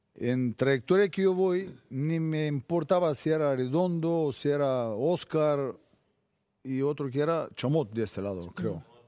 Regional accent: Bulgaria; Spanish is a second language; moved away as an adult; Yo salí de Bulgaria 23 años

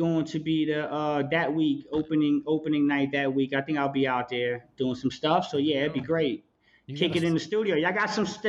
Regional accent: East Coast, United States; I'm from the East Coast.

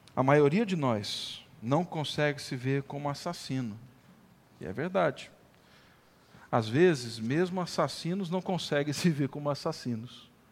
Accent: Brazil; lá da boa e velha região da Vila Cristina, onde eu cresci, nasci

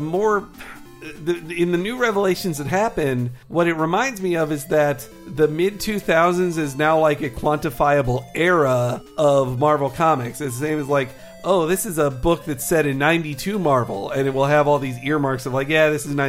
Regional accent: Arkansas, United States; also born or lived in Florida; now in California, United States; I am from Arkansas

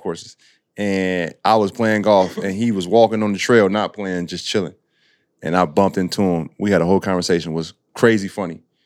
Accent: Illinois, United States; I grew up in Illinois

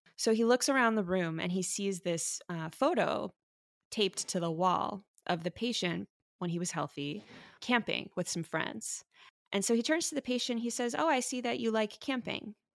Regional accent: Miami, Florida, United States; now in San Francisco, United States; I'm a doctor in San Francisco, but I grew up in Miami, Florida

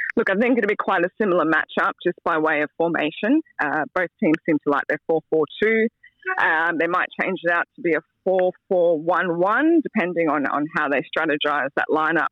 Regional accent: Australia; as an Aussie

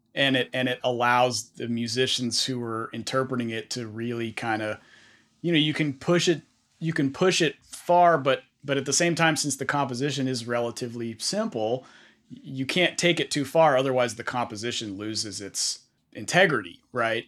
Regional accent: Bay Area, California, United States; I grew up in the Bay Area

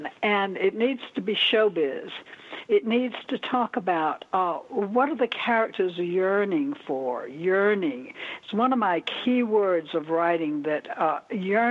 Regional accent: the South, United States; moved away; also born or lived in Florida / Minneapolis, Minnesota; I'm originally from the South. I don't know if you hear a little slur in the way I talk, but I'm originally from the South.

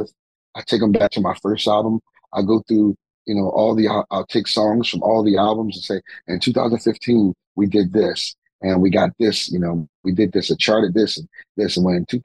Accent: Philadelphia, Pennsylvania, United States; I'm from North Philly. You know, I'm from North Philly, you know, coming from a great city such as mine

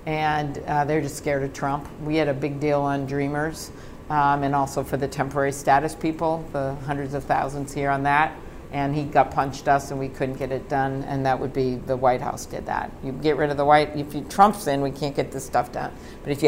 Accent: Midwest, United States; also born or lived in Minnesota; So I am from the Midwest.

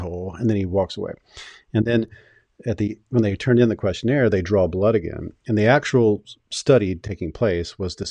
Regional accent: Deep South, United States; I grew up in the Deep South

